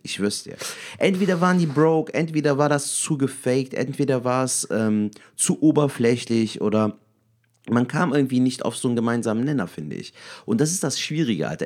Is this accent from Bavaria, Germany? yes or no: no; Cologne, North Rhine-Westphalia, Germany; wir sind aus Köln. ich bin sogar eine Kölsche Junge